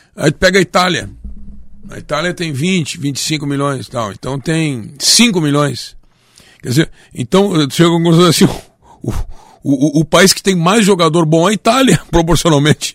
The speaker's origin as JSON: {"language": "Portuguese", "region": "Rio Grande do Sul", "country": "Brazil", "also_born_or_lived": "Rio de Janeiro", "accent": "gaúcho", "said": "o gaúcho não tem sotaque"}